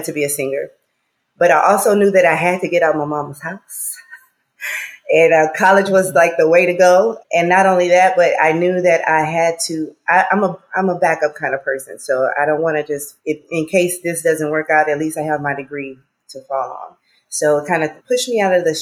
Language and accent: English; Port Arthur, Texas, United States; moved away as an adult; now in Los Angeles, United States; I'm from the South now. I'm from Texas